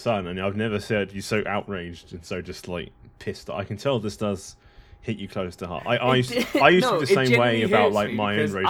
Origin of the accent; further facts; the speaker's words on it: England, United Kingdom; I say that as an Englishman